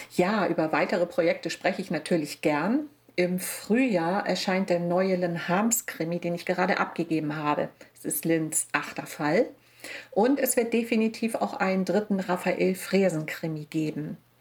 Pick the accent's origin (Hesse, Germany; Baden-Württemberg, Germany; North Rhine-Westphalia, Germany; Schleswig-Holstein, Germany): Schleswig-Holstein, Germany; Wilstermarsch; meine Heimat. Die Marsch und die Stör und die Elbe